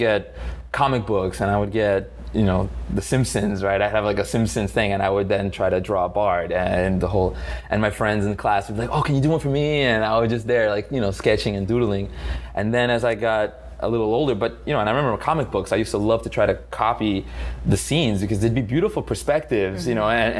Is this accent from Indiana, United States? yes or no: no; Miami, Florida, United States; also born or lived in Italy; I was born in Miami